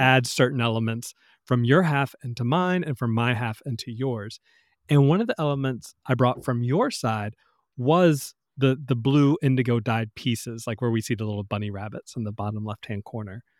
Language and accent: English; the South, United States; growing up in the South, in the country